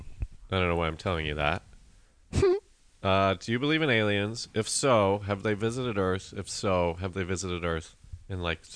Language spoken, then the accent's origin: English; Colorado, United States; growing up in Colorado